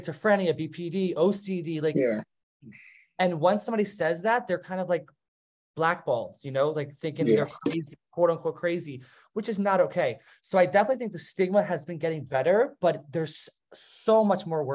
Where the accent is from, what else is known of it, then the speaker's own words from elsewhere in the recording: New Jersey, United States; now in South Carolina, United States; I grew up in New Jersey, and it was a very, like, diverse area